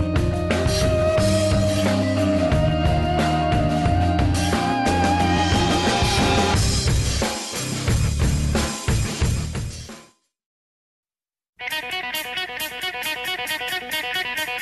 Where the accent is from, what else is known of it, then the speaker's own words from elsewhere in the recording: outside of Chicago, Illinois, United States; I grew up outside of Chicago